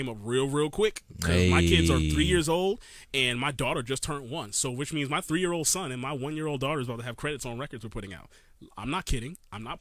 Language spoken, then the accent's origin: English; New York City, New York, United States; now in Maryland, United States; I am from Brooklyn, New York still